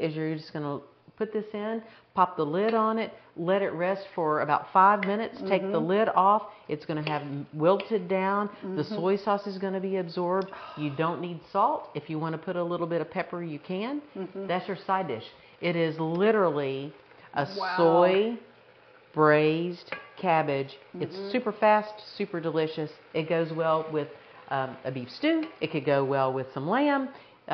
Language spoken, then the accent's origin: English; the South, United States; I'm Southern